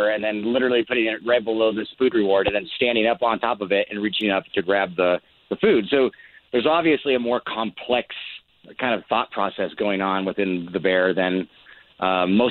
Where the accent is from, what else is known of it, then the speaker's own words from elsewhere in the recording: Montana, United States; growing up in Montana, just having bears in the wild as neighbors